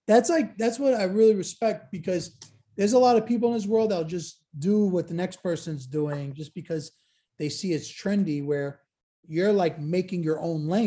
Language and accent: English; Salerno, Campania, Italy; That's where I'm from, Salerno.